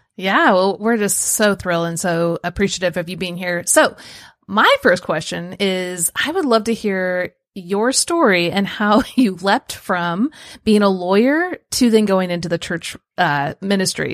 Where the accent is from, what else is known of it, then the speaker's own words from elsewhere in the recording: Kansas City, Missouri, United States; moved away; also born or lived in central Illinois; I grew up in Kansas City